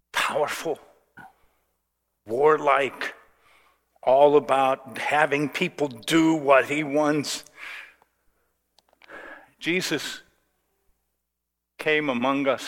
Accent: United States; And, and I don't know, as an American

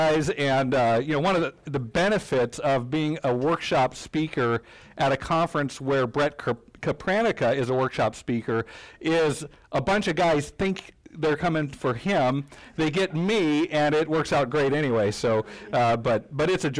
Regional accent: Denver, Colorado, United States; moved away as an adult; now in Kalamazoo, United States; I'm from Denver, Colorado

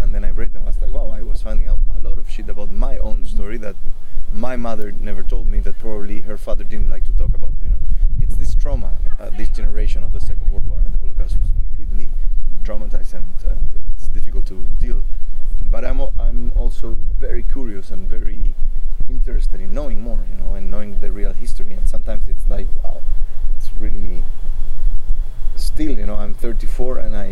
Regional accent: Chile; I'm second generation born in Chile.

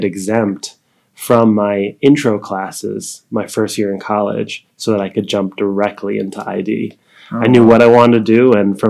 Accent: New York, United States; I am from New York originally

